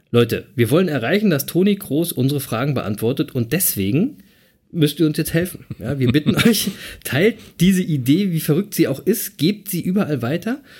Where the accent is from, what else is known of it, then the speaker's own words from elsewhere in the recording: Berlin, Germany; als Berliner würde ich sagen, was eine coole Type